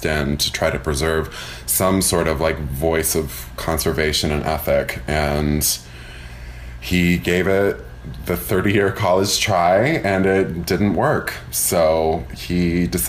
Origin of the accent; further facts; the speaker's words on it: Washington, District of Columbia, United States; moved away; also born or lived in North Carolina; I grew up in D.C.